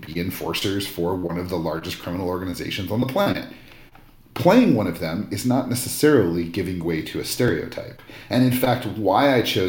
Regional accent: Albuquerque, New Mexico, United States; Albuquerque, my hometown

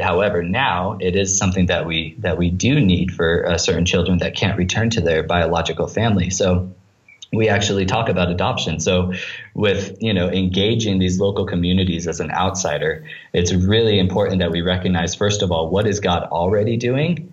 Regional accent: United States; moved away as an adult; now in Tanzania; for me as an American

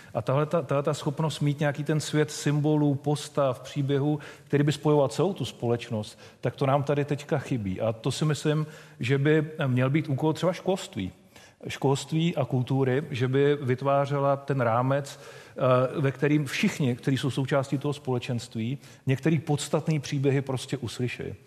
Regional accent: Czechia; My jako Češi máme takovou zvláštní povahu

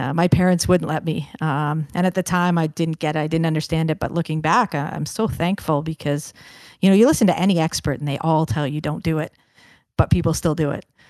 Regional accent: Kingston, Ontario, Canada; also born or lived in Brampton, Ontario; Kingston, Ontario is a, a great hockey town, as I'm, I'm sure you know, with the, the names of, uh, Doug Gilmour and Kirk Muller and Don Cherry and all these infamous guys that have had such a huge impact on the game. Uh, so grew up within

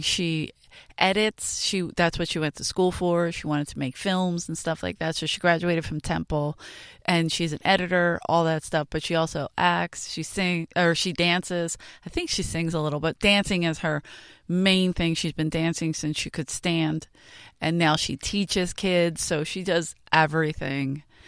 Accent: Philadelphia, Pennsylvania, United States; moved away; I grew up in South Philly

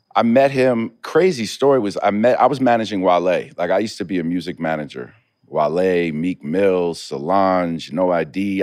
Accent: New York, United States; I grew up in New York in the eighties and nineties

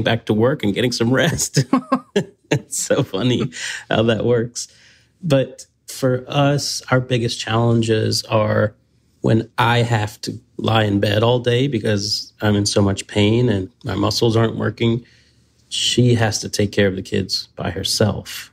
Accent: the South, United States; as a Southerner

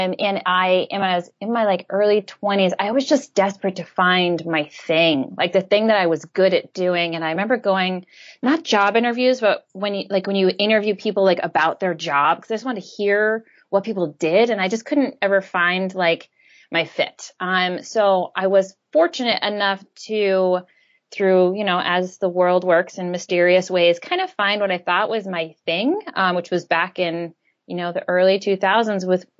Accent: an island off the coast of Maine, United States; I grew up in Maine on an island off the coast of Maine

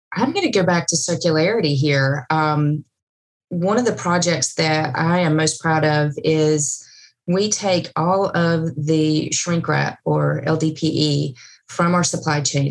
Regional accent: East Tennessee, United States; moved away; I am from East Tennessee, so I'm in the foothills of the Smoky Mountains

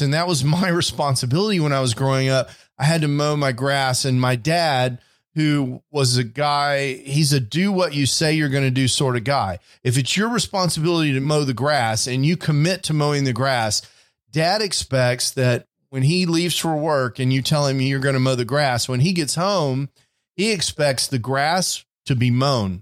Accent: Houston, Texas, United States; now in Dallas, United States; When I was a kid, I grew up in Houston, Texas

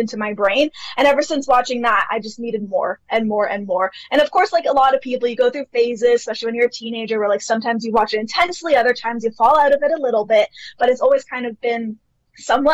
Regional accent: Toronto, Ontario, Canada; I have lived in Canada my entire life. So I'm from Toronto, Canada.

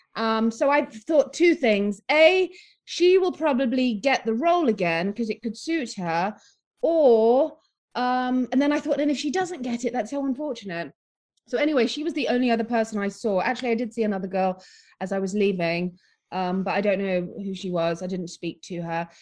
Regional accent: Nottingham, East Midlands, United Kingdom; also born or lived in Philippines; we were raised in Nottingham in England.

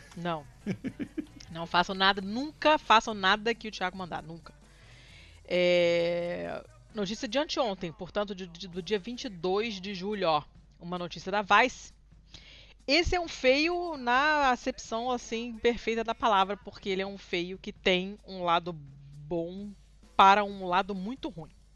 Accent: Brazil; a gente é brasileiro

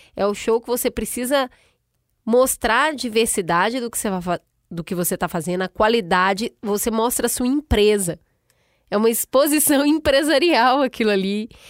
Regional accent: Brazil; moved away; como brasileira lá fora

